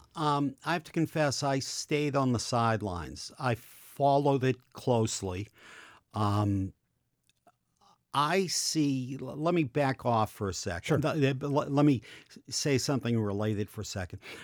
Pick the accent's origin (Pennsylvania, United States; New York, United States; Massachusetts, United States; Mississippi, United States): Massachusetts, United States; Boston; I'm not from Boston. I'm from Dorchester